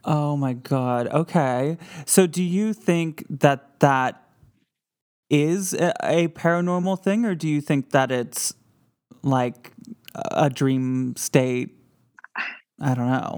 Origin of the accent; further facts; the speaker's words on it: Grand Rapids, Michigan, United States; moved away; my hometown of Grand Rapids, Michigan